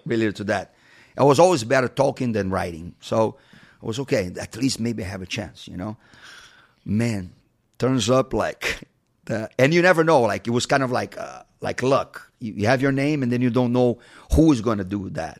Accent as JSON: {"language": "English", "region": "Rio de Janeiro", "country": "Brazil", "tie": "born or raised there", "moved": "as an adult", "lives_now": "United States", "said": "Rio's my hometown"}